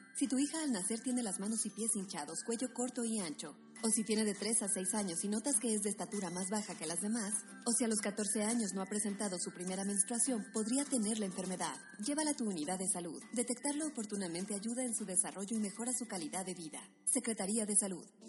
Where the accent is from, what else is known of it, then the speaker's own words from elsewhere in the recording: Mexico; como mexicanos